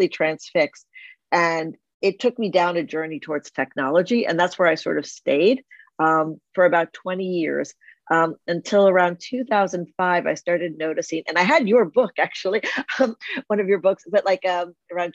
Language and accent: English; New Jersey, United States; I grew up in New Jersey